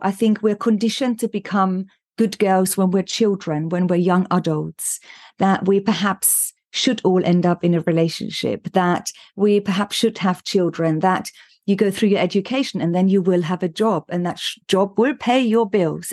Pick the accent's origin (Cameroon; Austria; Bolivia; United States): Austria; moved away as an adult; also born or lived in London, United Kingdom; now in United Kingdom; I was born in Austria